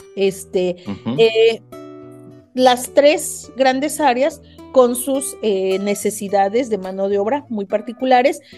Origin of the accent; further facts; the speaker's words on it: Mexico City, Mexico; moved away as an adult; now in Tijuana, Mexico; yo soy de la Ciudad de México, me vine a estudiar aquí eh, una maestría